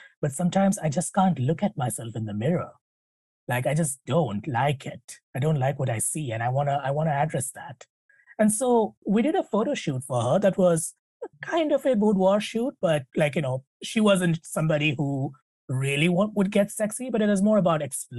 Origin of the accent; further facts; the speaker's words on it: India; you know, I'm an Indian woman. I'm a mom. I'm an executive, and I'm a wife and all of that.